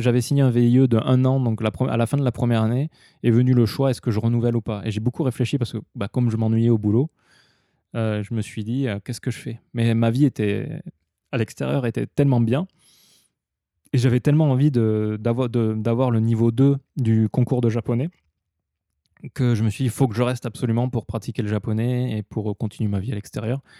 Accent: southwest France, France; moved away as an adult; also born or lived in Osaka, Japan / Tokyo, Japan; now in Japan; je suis allé chez moi dans le sud-ouest de la France

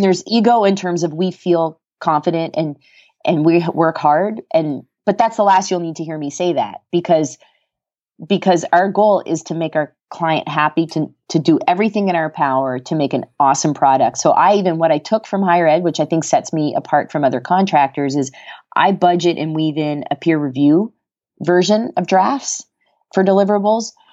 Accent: Canada; moved away as an adult; also born or lived in Colorado; now in United States; I'm Canadian

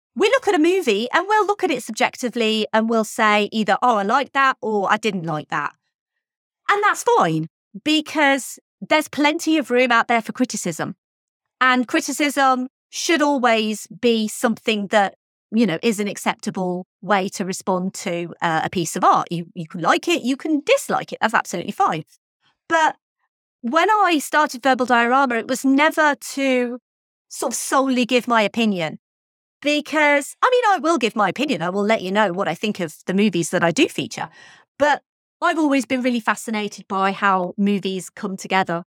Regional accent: United Kingdom; I'm British.

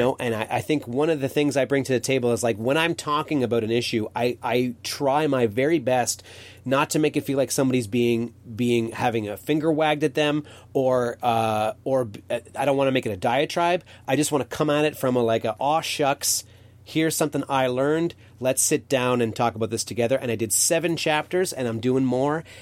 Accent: Canada; as a Canadian

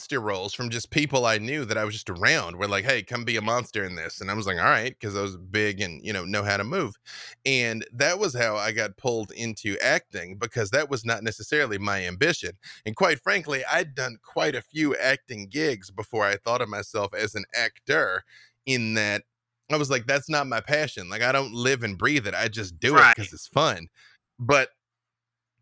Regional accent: Arkansas, United States; I grew up with them in Arkansas

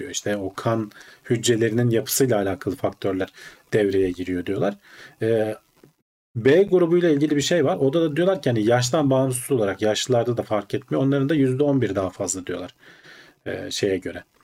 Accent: Turkey; Türkiye'de doğmuşuz.

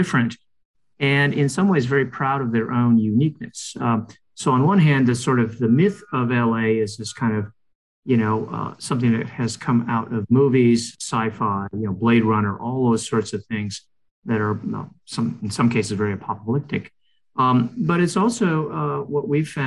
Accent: Rome, Lazio, Italy; moved away; I grew up in Rome

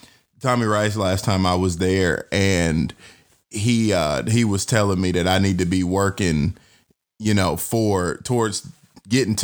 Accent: Atlanta, Georgia, United States; I'm born and raised in Atlanta

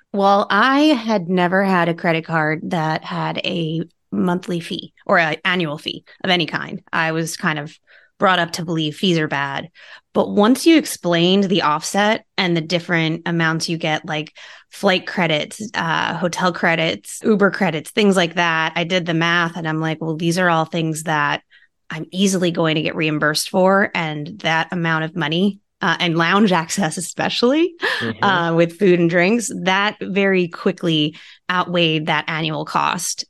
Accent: Long Island, New York, United States; I'm from New York. I grew up on Long Island

